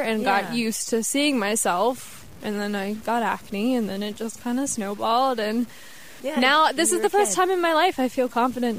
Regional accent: Cincinnati, Ohio, United States; also born or lived in Texas / Detroit; So I was born in Texas. {S0} Okay. {S1} I lived there for a year, and then we moved to Detroit. Where my brother was born, and he is 2 years younger than me. And then we moved to Ohio and lived in Cincinnati for a while, moved to Toledo, moved back to Cincinnati after that.

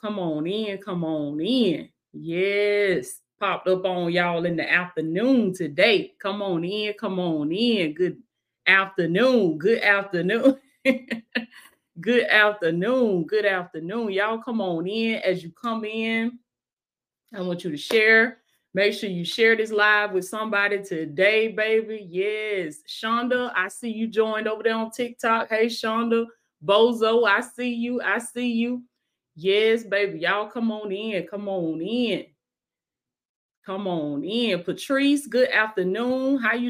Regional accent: Blakely, Georgia, United States; Represent my hometown, baby. In Blakely, Georgia

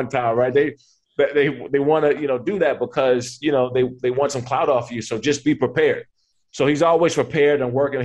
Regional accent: Maryland, United States; moved away; I'm from Maryland

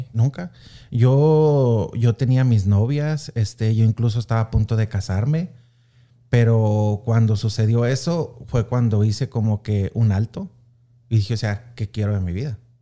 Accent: Anáhuac, Chihuahua, Mexico; now in Kansas City, United States; soy originario orgullosamente de Anahuac, Chihuahua.

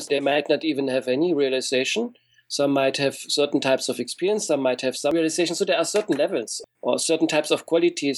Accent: East Germany, Germany; I grew up in East Germany

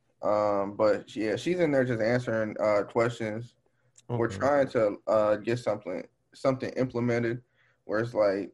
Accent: Waukegan, Illinois, United States; I'm from just north of Chicago, Waukegan

